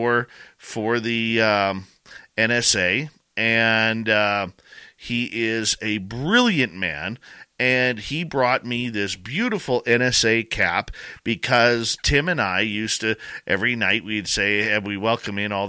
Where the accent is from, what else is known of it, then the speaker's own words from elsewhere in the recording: Canada; accent: Canadian; I am Canadian